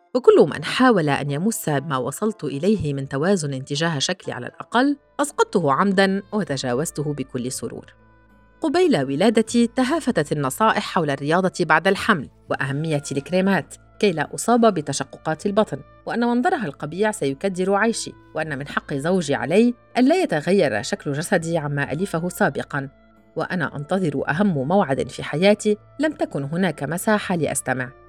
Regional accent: Qudsaya, Rif Dimashq, Syria; also born or lived in Damascus / Golan Heights (family origin); منذ أن ولدت في دمشق ولم أحمل صفة شامية

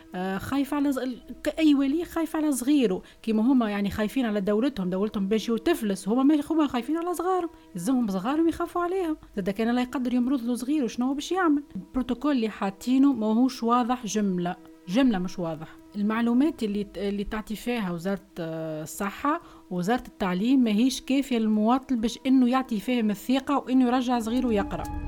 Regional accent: Tunisia; أنا ولية من تونس

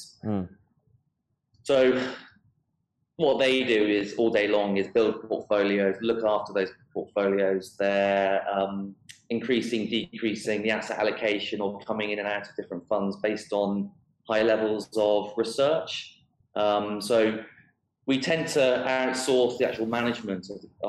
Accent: United Kingdom; now in Dubai, United Arab Emirates; I am British

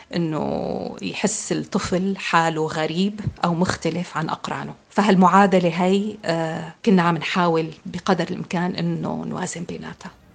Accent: Syria; moved away as an adult; now in France; انولدت بسوريا لأب سوري وأم أمريكية

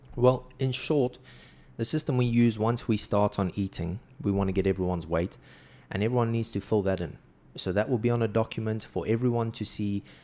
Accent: South Africa; moved away as an adult; now in Saudi Arabia; growing up in South Africa

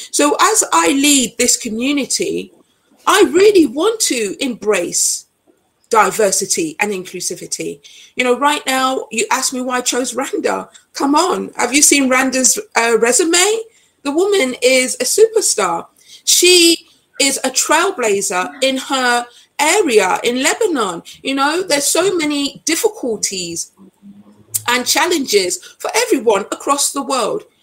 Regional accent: Nottingham, East Midlands, United Kingdom; I'm British born, but my origins are Jamaican. I know what it is to be an other. I grew up in Nottingham, and in Nottingham, it's very multicultural, as is London.

